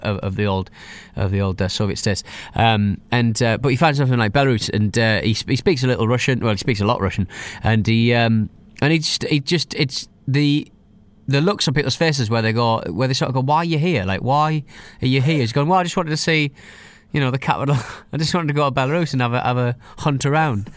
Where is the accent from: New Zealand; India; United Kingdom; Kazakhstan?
United Kingdom; I'm British